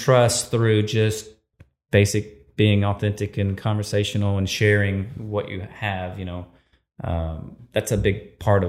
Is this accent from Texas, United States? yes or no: yes; Livingston, Texas, United States; some friends of mine that I grew up with in Livingston, Texas, Brad and Chad Womack